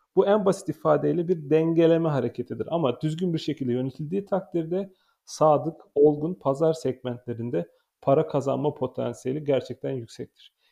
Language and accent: Turkish; Konya, Turkey; moved away; 1984 yazında Konya'da dünyaya geldim. 2002 yılında Meram Anadolu Lisesi'ni